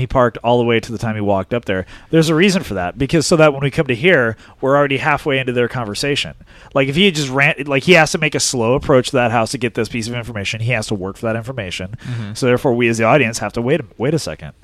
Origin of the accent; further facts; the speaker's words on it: La Crescenta, California, United States; I grew up in La Crescenta.